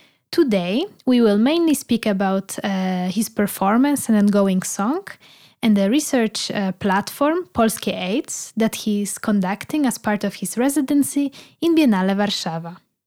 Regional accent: Poland; I'm also from Poland.

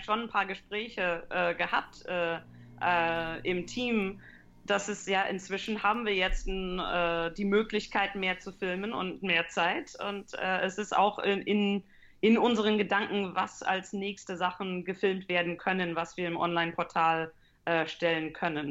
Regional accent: Canada; moved away as an adult; now in Heidelberg, Germany; Also ich komme aus Kanada äh, aber meine Familie ist deutsch. Also meine Eltern äh, waren beide deutsch, sind beide in die USA äh, separat hingezogen, haben sich dort kennengelernt, nach Kanada hingezogen. Mein Bruder und ich sind dort geboren und aufgewachsen

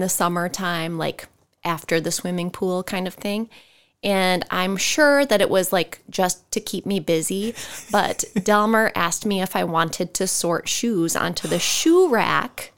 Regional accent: Ridgeway, Iowa, United States; I grew up in the metropolis of Ridgeway, Iowa.

